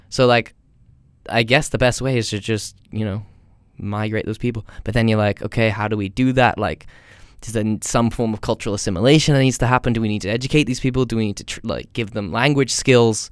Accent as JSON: {"language": "English", "country": "United States", "moved": "yes", "said": "I'm from America."}